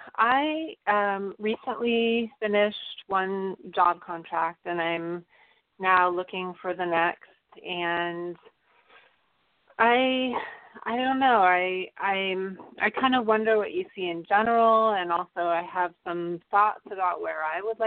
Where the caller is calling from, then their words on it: California, United States; Hi, Phyllis. This is … from the Bay Area.